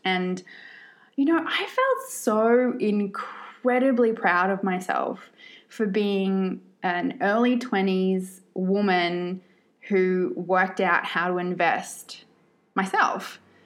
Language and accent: English; Australia; also born or lived in Sydney, Australia; I am born and bred Australian, but I have lived all around the world in different places for periods of time.